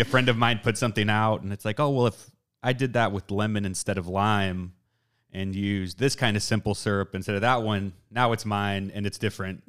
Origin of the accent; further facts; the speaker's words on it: South Texas, United States; I'm from South Texas